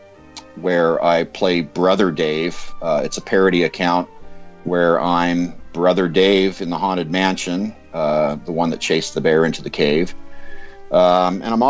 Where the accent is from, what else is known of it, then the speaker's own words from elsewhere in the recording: Southern California, United States; I grew up in Southern California.